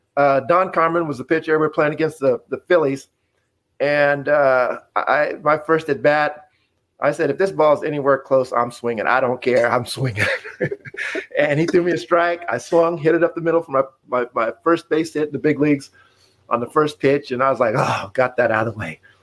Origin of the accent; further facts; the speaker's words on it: Casper, Wyoming, United States; moved away as an adult; me being born and raised in Wyoming, I, I didn't know much about what was outside of uh, of Casper, Wyoming.